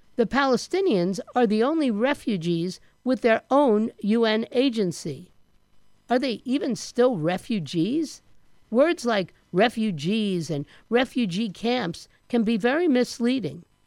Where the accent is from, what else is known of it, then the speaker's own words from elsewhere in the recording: United States; I'm an American